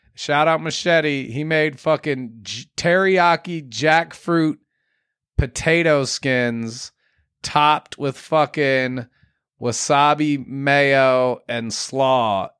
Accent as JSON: {"language": "English", "country": "United States", "said": "being an American has always held good weight."}